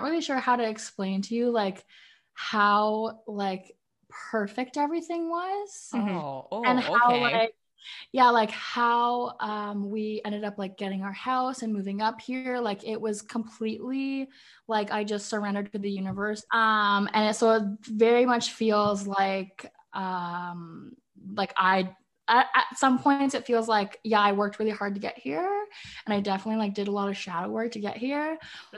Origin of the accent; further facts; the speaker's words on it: Canada; also born or lived in Ireland (heritage); now in Northern Ontario, Canada; I'm Canadian. I live in Northern Ontario. I grew up in the city